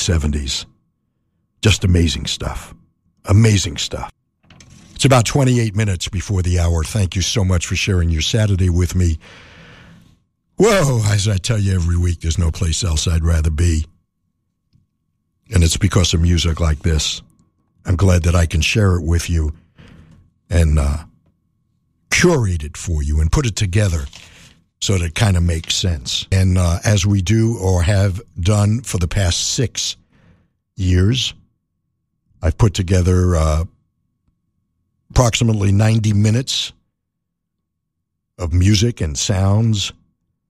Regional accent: New York City, New York, United States; I grew up in New York City

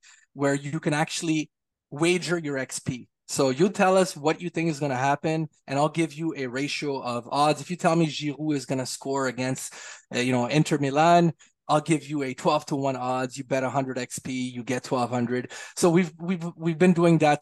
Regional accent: Montreal, Quebec, Canada; I'm from Montreal

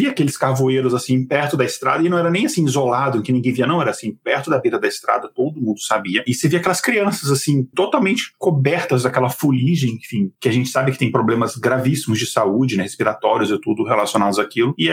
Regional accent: Minas Gerais, Brazil; Mas eu lembro que eu sou do norte de Minas e quando eu passava as férias lá, eu lembro que eu via na, na região, principalmente ali rural, e na época eu era criança

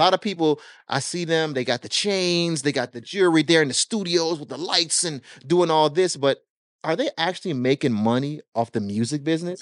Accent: Miami, Florida, United States; born or raised there; also born or lived in Jamaica

